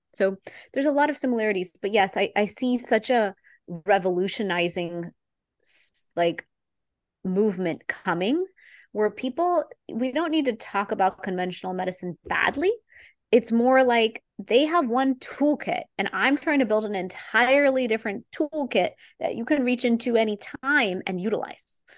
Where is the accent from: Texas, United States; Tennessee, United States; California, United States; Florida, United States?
Texas, United States; I am an Indian girl from Texas